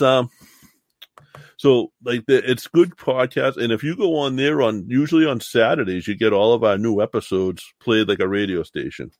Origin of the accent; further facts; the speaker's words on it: the South, United States; I was from South